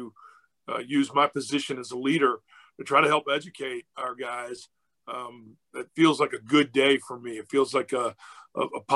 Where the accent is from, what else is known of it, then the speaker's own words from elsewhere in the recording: Virginia, United States; moved away; also born or lived in Georgia; growing up in Virginia and having lived in Georgia